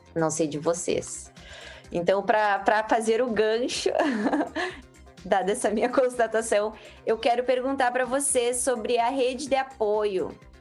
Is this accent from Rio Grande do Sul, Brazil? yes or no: yes; Santa Maria, Rio Grande do Sul, Brazil; also born or lived in Florianópolis; a nossa família é do Rio Grande do Sul, eu sou de Santa Maria, onde eu me localizo hoje